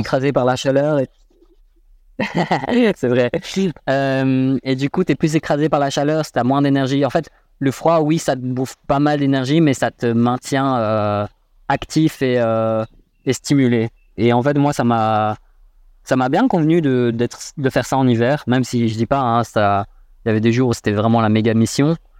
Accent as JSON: {"language": "French", "town": "Brussels", "region": "Brussels-Capital Region", "country": "Belgium", "tie": "born or raised there", "said": "je suis né à Bruxelles. J'ai grandi à Bruxelles."}